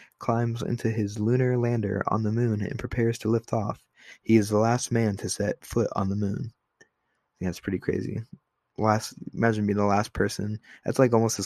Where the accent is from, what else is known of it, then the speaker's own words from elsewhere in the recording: Ohio, United States; I'm from Ohio